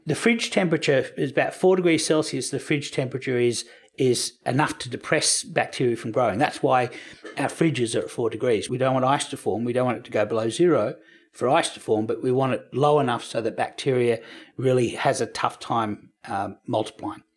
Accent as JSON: {"language": "English", "country": "Australia"}